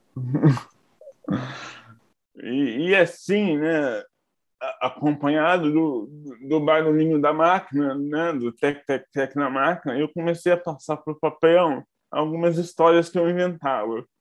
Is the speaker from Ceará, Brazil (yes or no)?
no; Barra Mansa, Rio de Janeiro, Brazil; moved away as an adult; now in Rio de Janeiro, Brazil; Eu nasci em Barra Mansa, mas moro no Rio há mais ou menos 17 anos. Eu vim para fazer faculdade e acabei ficando